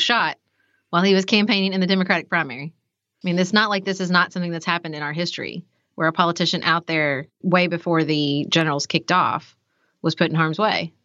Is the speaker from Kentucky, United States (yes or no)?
yes; Paducah, Kentucky, United States; I grew up in Paducah